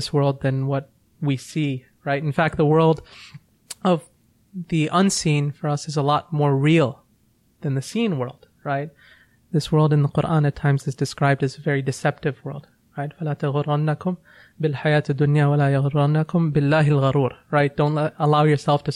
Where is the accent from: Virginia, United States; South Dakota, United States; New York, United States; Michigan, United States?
Virginia, United States; I grew up in Virginia